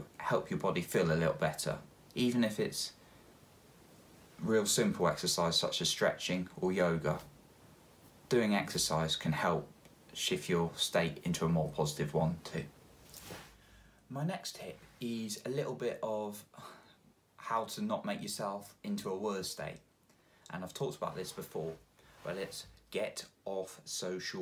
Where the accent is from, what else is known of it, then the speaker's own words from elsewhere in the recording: England, United Kingdom; I'm English and it rains a lot here